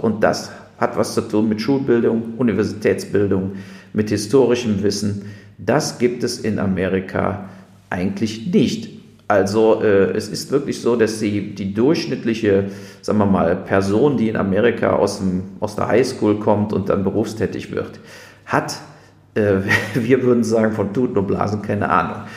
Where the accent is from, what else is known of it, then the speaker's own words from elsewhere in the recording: Germany; als Deutsche